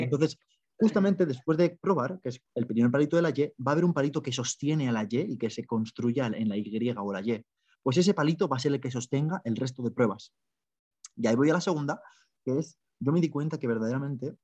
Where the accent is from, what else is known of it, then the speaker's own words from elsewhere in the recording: Spain; moved away as an adult; also born or lived in Ireland; soy de España